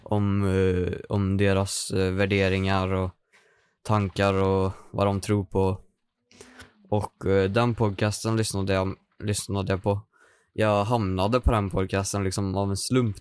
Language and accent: Swedish; Hagfors, Värmland, Sweden; now in Karlstad, Sweden; Jag kommer ifrån Hagfors. Mm. Det ligger 10 mil norr om Karlstad